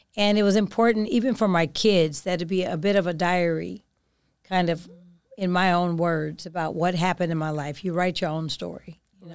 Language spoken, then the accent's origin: English; Oakland, California, United States; I'm from Oakland.